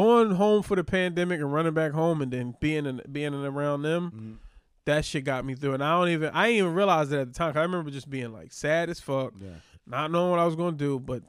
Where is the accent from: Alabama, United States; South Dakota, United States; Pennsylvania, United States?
Pennsylvania, United States; Philadelphia; now in New York, United States; we grew up around Muslims in Philly.